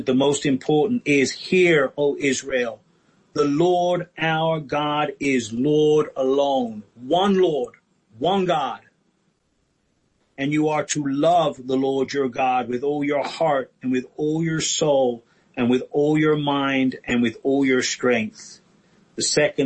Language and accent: English; England, United Kingdom; I grew up in England